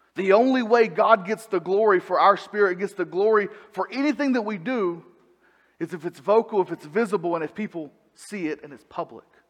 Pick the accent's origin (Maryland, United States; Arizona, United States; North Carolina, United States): North Carolina, United States; Salisbury; moved away as an adult; also born or lived in Arkansas / Idaho / Kannapolis, North Carolina; I grew up in Salisbury at church there